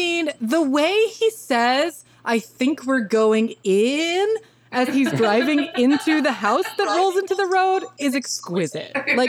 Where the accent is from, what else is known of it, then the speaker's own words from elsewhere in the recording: Arkansas, United States; But I grew up in Arkansas